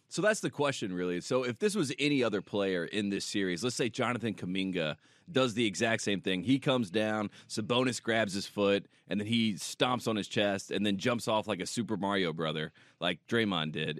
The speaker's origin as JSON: {"language": "English", "town": "Henderson", "region": "North Carolina", "country": "United States", "said": "I'm from Henderson, North Carolina"}